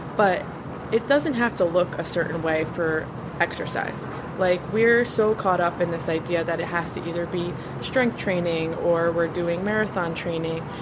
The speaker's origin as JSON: {"language": "English", "region": "New Jersey", "country": "United States", "moved": "yes", "lives_now": "Florida, United States", "said": "I live in Florida now, but I, I'm from Jersey"}